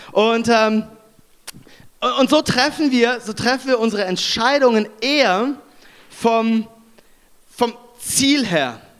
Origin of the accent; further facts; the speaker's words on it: Konstanz, Baden-Württemberg, Germany; now in Düsseldorf, Germany; Ich äh, lebe in Düsseldorf. Ich komme ursprünglich aus, äh, aus Konstanz ähm, am Bodensee.